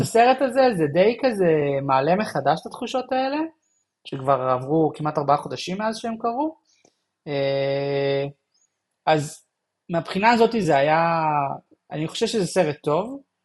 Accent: Israel; אני ישראלי

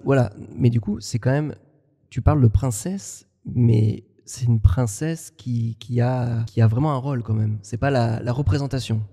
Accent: France; accent: French; j'ai un accent euh, très français. Moi, j'ai du mal à perdre mon accent, que ce soit en espagnol

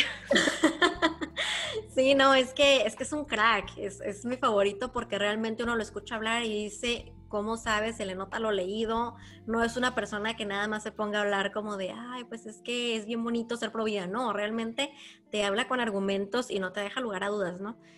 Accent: Ensenada, Baja California, Mexico; en Ensenada, de donde yo soy

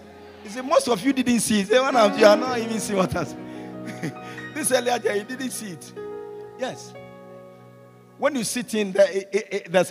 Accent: Ghana; the boxers in Ghana, they come from my hometown

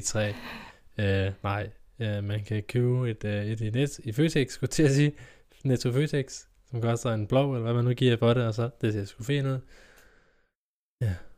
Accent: Kolding, Southern Denmark, Denmark; hjemme i Kolding, hjemme i Kolding

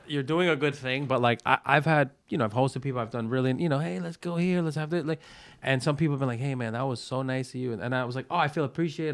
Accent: New York City, New York, United States; I'm from Brooklyn. Like, I was born and raised in Brooklyn.

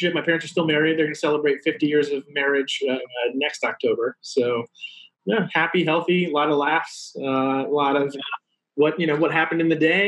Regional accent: Fairfax, Virginia, United States; I grew up outside of Washington, D.C., and in the suburbs of D.C., in a place called Fairfax, Virginia

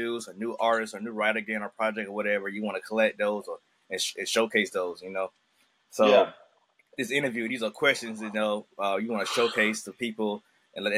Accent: Augusta, Georgia, United States; I'm from Augusta, you know, but I grew up in the black part of town, and my folks moved me to the white side

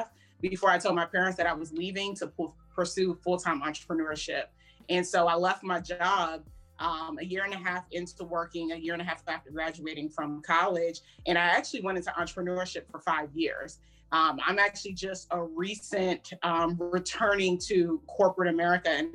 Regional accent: Prince George's County, Maryland, United States; also born or lived in Howard County, Maryland; I was born and raised in PG County. So I'm from the DMV area, born and raised in Maryland, lived majority of my life in PG County

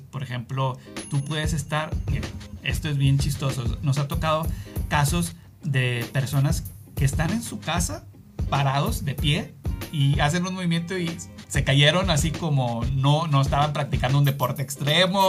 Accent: Mexico; moved away; yo soy de México

